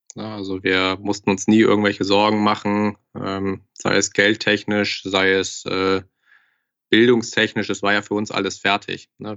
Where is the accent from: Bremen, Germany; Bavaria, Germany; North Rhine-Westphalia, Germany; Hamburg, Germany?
Hamburg, Germany; moved away as an adult; now in Frankfurt, Germany; ich komme gebürtig aus Hamburg, bin jetzt seit knapp zweieinhalb, drei Jahren in Frankfurt